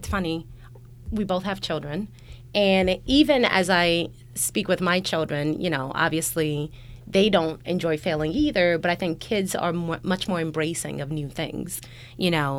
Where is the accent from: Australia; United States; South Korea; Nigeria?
Nigeria; moved away; we're both Nigerian, even coming from Nigeria